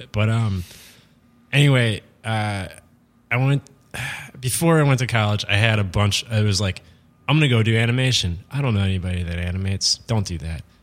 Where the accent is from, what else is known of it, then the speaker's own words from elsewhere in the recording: Harrisburg, Pennsylvania, United States; Harrisburg, Pennsylvania.